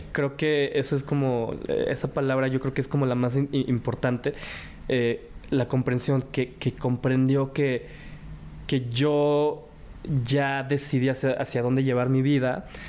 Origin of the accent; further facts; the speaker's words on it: Mexico; Yo soy cuarta generación pero primer generación que nació en México.